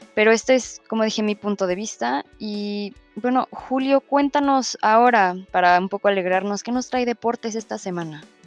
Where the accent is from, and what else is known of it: Mexico